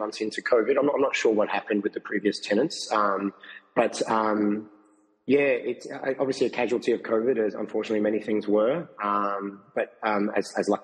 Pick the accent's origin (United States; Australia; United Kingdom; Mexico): Australia; Melbourne, Victoria; I grew up in Melbourne